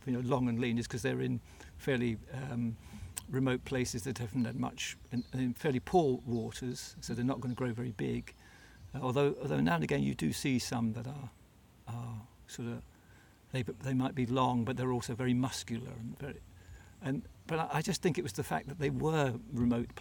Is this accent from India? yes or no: no; England, United Kingdom; I'm an Englishman